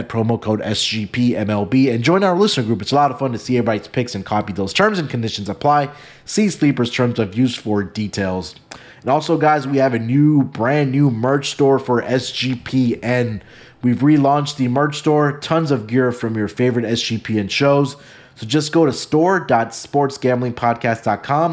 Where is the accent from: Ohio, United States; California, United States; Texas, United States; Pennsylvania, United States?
Texas, United States; Houston; I'm going to take my hometown team. I'm going to take the Houston Astros